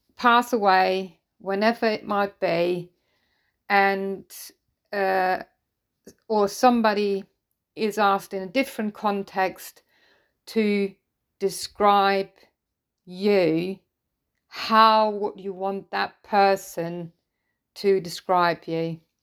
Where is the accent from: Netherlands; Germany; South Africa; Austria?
Germany; English is a second language; I'm German, I'm not a native English speaker